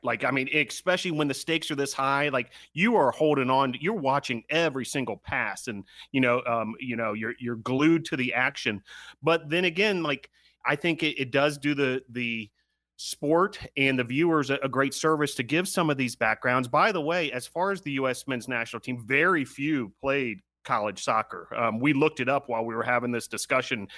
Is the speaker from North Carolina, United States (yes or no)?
yes; North Carolina, United States; here in my home state of, of North Carolina